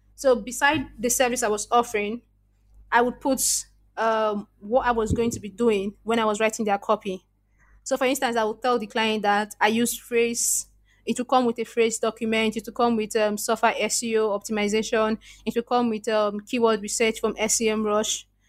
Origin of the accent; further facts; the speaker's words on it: Nigeria; accent: Nigerian; I was very, very conscious about my Nigerian accent, very conscious